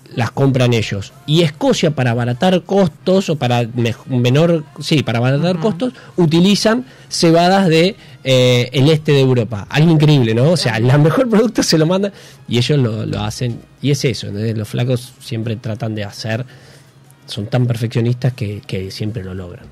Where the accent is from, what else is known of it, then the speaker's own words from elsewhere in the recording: Bragado, Buenos Aires Province, Argentina; moved away as an adult; now in Buenos Aires, Argentina; De Bragado, 210 kilómetros